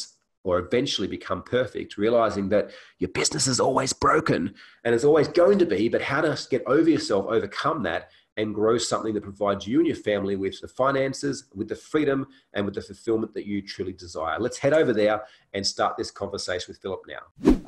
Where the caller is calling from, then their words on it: Canggu, Bali, Indonesia; And I'm actually calling in from Canggu, Bali, Indonesia, from my place here as well.